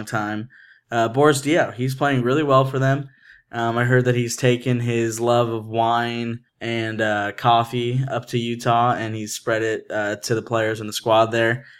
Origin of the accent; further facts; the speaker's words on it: Toronto, Ontario, Canada; The Toronto Maple Leafs, who is my hometown squad